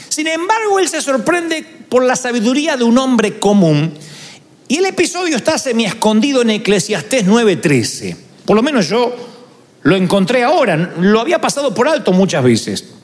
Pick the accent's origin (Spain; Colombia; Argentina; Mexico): Argentina; y bueno, soy argentino, ¿qué querían que diga?